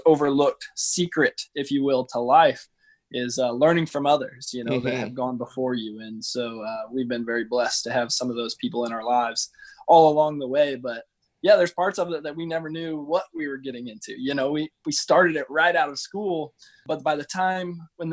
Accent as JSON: {"language": "English", "town": "Cuba", "region": "Missouri", "country": "United States", "tie": "born or raised there", "said": "I grew up in Cuba, Missouri"}